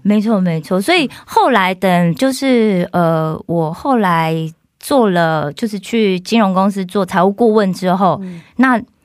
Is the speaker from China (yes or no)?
no; Kaohsiung, Taiwan; moved away as an adult; now in South Korea; 我是来自台湾的高雄